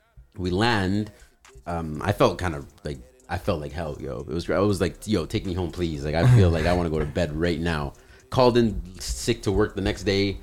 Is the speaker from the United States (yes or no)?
no; Canada; I'm Canadian